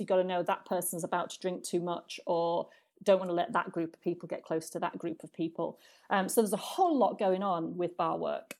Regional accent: United Kingdom; moved away as an adult; now in Trinidad and Tobago; as a British person

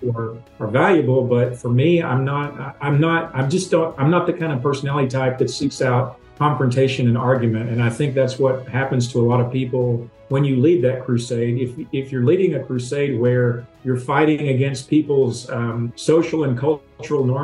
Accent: Tennessee, United States; growing up in the South and from being from Tennessee, I grew up around these people who ate for taste

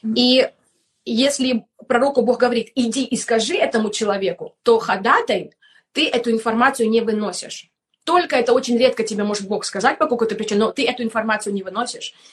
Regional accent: Kramatorsk, Donetsk Oblast, Ukraine; moved away; also born or lived in Germany / Estonia; я сама из Донецкой области, город Краматорск

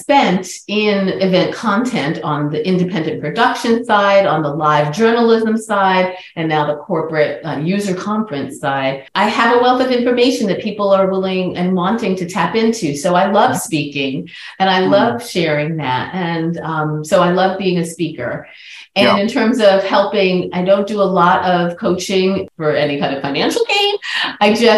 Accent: New York City, New York, United States; in New York City, back my hometown

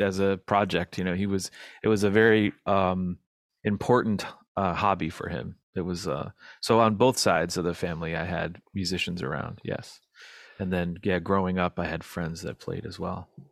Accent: United States; as an American

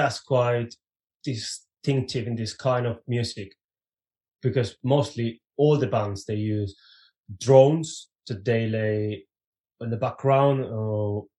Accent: Reading, South East England, United Kingdom; we were from the not very Viking town of Reading.

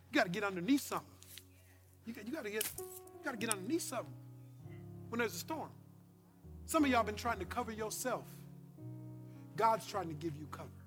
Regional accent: Louisiana, United States; My, I come from Louisiana.

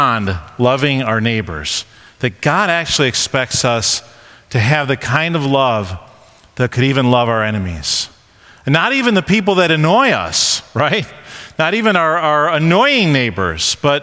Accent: Rochester area, New York, United States; also born or lived in Honeoye, New York / Avon, New York; we moved out of downtown Rochester and moved to this little town called Honeoy, New York

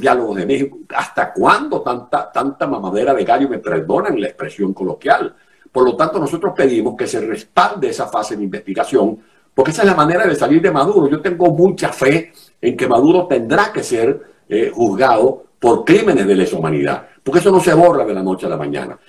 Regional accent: Venezuela

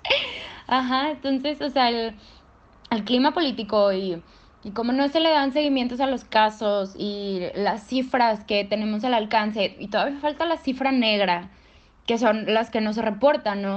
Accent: Monterrey, Nuevo León, Mexico; estudio Derecho en la UDEM y soy de Monterrey

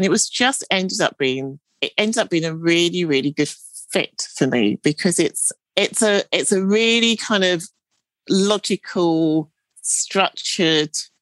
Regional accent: London, United Kingdom; I grew up in East London

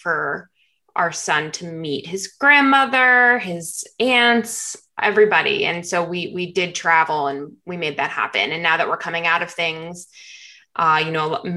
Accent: New Jersey, United States; now in Florida, United States; We're originally from New Jersey

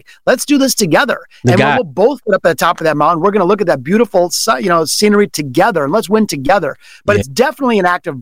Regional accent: Detroit, Michigan, United States; it was here in Detroit in my hometown

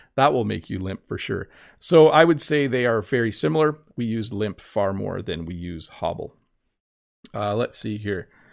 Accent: Canada; accent: common Canadian English accent (Ontario to British Columbia); There is the most common English accent, which is my accent, which is common from basically Ontario all the way to British Columbia.

